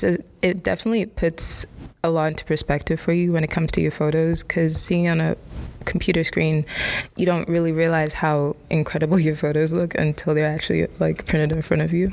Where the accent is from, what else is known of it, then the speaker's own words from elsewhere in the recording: Ghana; English is a second language; now in London, United Kingdom; I'm a senior in Monmouth College. That question's a bit complicated. I'm from Ghana, but I currently live in London.